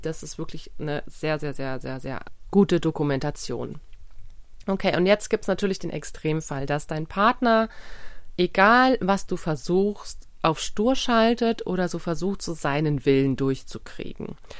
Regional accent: Germany; bei uns in Deutschland

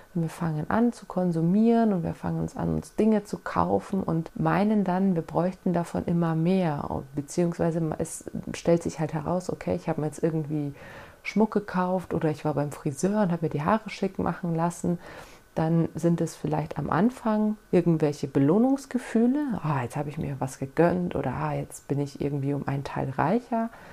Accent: Germany; bei uns in Deutschland

